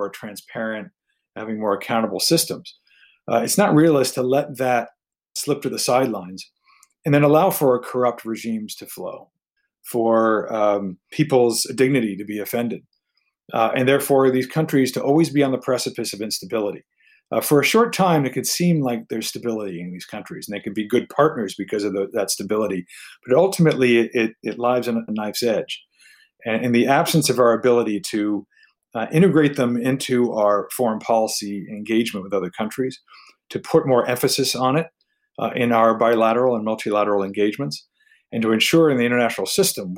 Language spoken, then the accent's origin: English; United States; moved away as an adult; also born or lived in Taiwan; me as an American